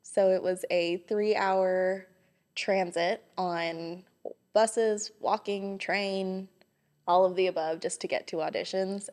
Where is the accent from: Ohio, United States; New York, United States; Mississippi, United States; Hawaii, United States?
Hawaii, United States; moved away as an adult; also born or lived in Los Angeles, California; now in Johnson City, United States; I was born and raised in Hawaii, and then about a week after I graduated high school, I moved to California